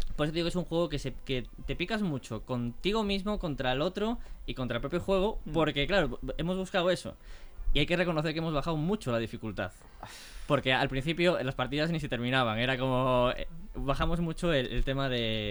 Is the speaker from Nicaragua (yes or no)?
no; Galicia, Spain; somos tres chicos gallegos.